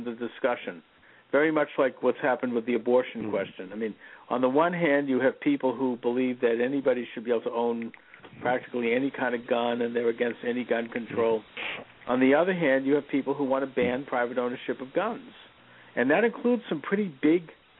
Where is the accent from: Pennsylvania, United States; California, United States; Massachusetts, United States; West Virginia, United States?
Massachusetts, United States; Quincy; growing up in Quincy in the 1960s and 70s